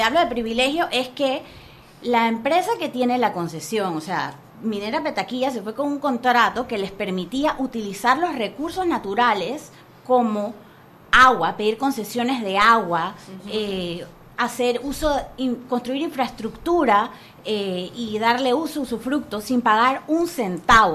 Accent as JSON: {"language": "Spanish", "country": "Panama", "said": "nuestro país como panameños"}